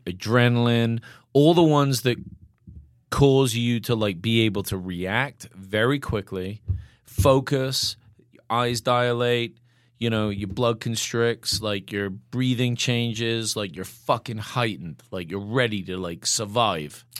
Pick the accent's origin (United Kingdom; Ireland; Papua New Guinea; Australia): United Kingdom; England; now in Bozeman, United States; I'm English